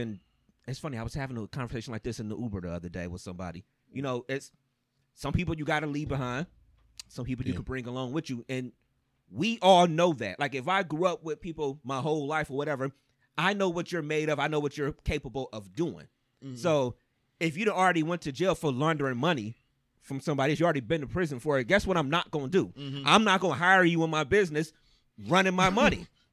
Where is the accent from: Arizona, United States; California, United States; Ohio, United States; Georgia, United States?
Ohio, United States; East Cleveland; I grew up in East Cleveland